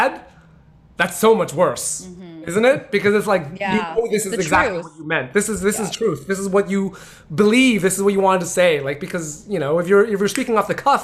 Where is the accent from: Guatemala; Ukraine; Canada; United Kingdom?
Canada; I grew up in Canada